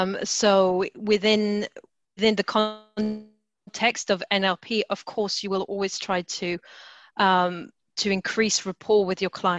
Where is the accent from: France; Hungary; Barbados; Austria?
France; moved away as an adult; now in United Kingdom; so I was brought up in France, and coming to the UK in my 20s